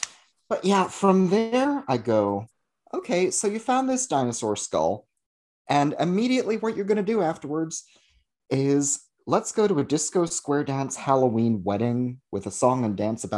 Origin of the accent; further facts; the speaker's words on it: United Kingdom; we're British and we eat terrible things.